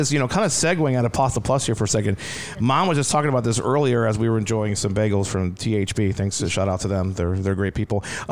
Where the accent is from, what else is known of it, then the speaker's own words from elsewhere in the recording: Columbia, Maryland, United States; that's my hometown. That's where you guys, you know, that's where you raised me.